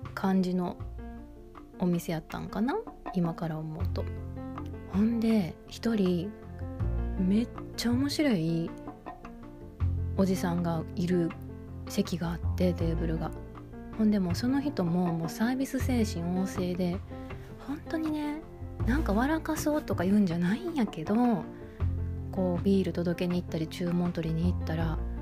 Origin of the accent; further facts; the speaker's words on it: Kansai, Japan; moved away; 私は京都人じゃないんですけど、まあ、北海道に来てる関西人